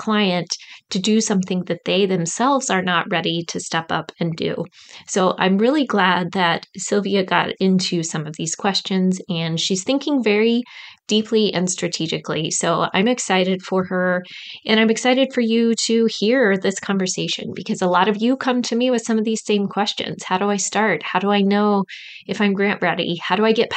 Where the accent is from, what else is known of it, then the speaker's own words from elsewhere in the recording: Midwest, United States; accent: Midwest; my Midwest accent